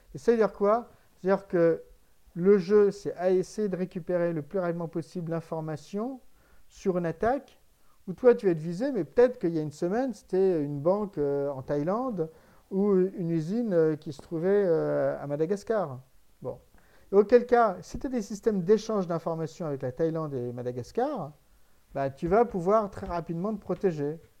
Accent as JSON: {"language": "French", "country": "France", "said": "en tant que Français"}